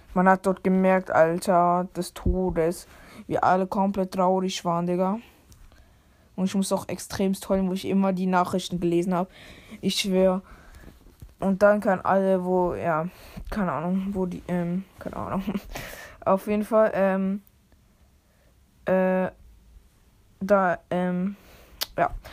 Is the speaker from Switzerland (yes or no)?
yes; Switzerland; Bin ja auch Schweizer